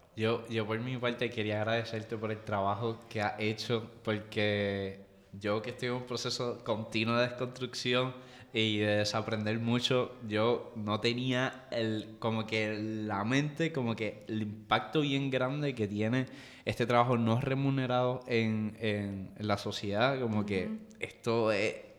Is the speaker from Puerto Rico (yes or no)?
yes; Puerto Rico; nosotros somos parte del Caribe, somos parte de América Latina